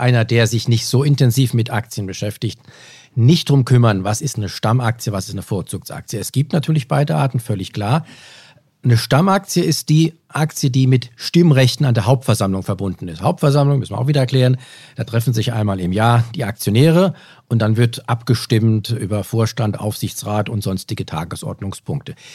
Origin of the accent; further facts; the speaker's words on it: Germany; bei uns in Deutschland